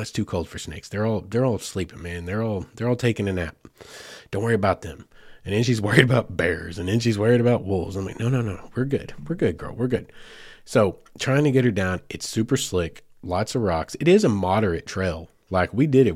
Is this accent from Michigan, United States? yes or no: no; Arkansas, United States; I cover a lot of Arkansas things right here in my home state